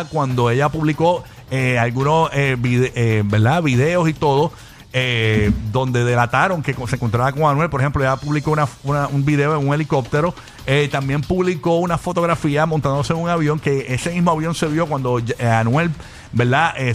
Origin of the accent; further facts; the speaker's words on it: Venezuela; yo que yo soy venezolana y mi familia la conoce